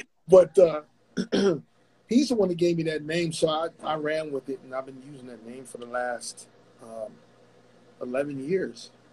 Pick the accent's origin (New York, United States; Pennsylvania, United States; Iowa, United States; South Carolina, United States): Pennsylvania, United States; Pittsburgh; I'm originally from Pittsburgh